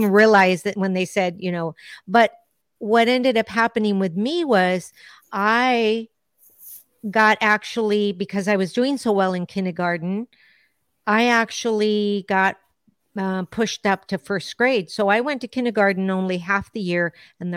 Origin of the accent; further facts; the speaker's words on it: United States; first language Spanish; English is a second language; I was born in the U.S.